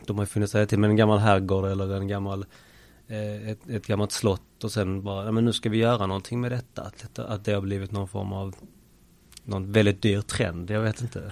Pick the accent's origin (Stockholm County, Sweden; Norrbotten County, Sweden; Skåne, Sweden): Skåne, Sweden; Malmö; uppväxtdelen skedde till stora delar på Limhamn också